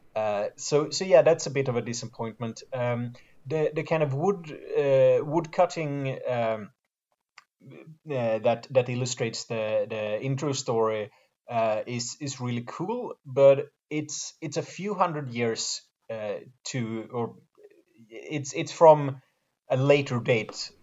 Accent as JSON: {"language": "English", "country": "Sweden"}